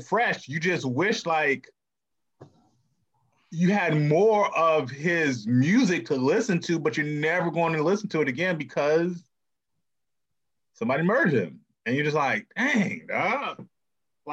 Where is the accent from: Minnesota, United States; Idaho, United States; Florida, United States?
Florida, United States; Miami; I'm from Miami